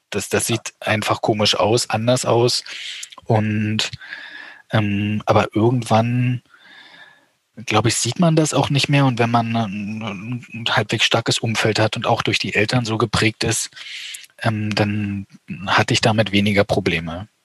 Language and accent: German; eastern Germany, Germany; Ich komme aus dem Osten Deutschlands